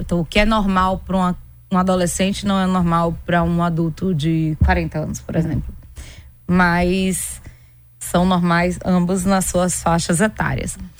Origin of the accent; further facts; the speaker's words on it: Pernambuco, Brazil; eu sou pernambucana.